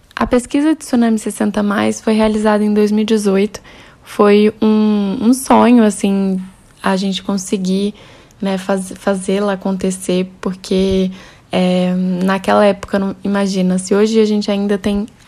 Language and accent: Portuguese; Minas Gerais, Brazil; eu sou mineira, tenho 31 anos